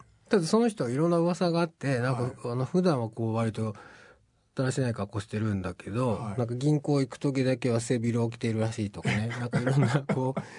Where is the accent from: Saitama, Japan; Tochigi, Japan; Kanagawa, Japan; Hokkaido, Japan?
Tochigi, Japan; 僕栃木なんですけど